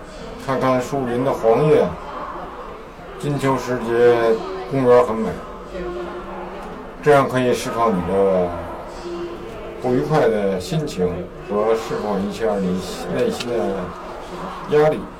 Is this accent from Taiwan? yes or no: no; Beijing, China; 你好，我来自北京，今天晚上抽空来看看新的首场演出的话剧。